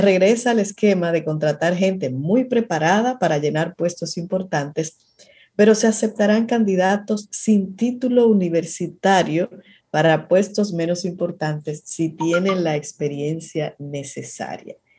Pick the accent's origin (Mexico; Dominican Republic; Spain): Dominican Republic; nosotros como dominicanos